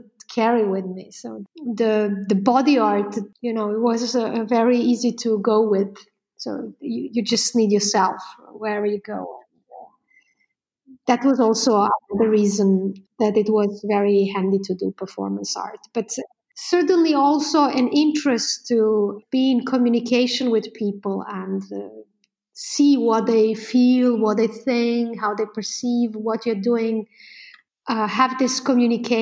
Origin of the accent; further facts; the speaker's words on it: Belgrade, Serbia; moved away as an adult; also born or lived in Užice, Serbia / France / Istanbul, Turkey; I'm from Belgrade. I used to say usually the city I'm from